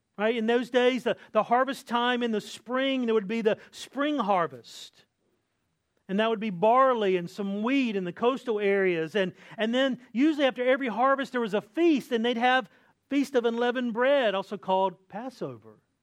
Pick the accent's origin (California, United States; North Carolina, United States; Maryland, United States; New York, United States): North Carolina, United States; Eastern; I grew up in Eastern North Carolina